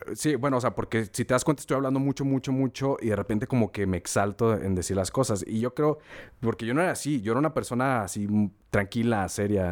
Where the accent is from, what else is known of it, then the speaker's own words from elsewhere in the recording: Torreón, Coahuila, Mexico; moved away as an adult; also born or lived in San Luis Potosí; yo me fui de Torreón por lo mismo de, la violencia y como no había escuela aquí para estudiar